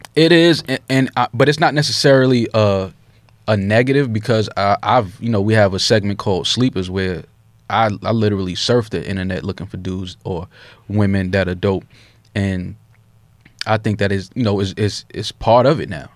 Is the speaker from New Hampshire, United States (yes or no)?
no; New York City, New York, United States